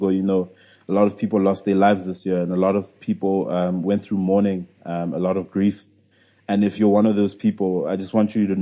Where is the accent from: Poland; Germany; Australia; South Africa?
South Africa; I'm still a South African entrepreneur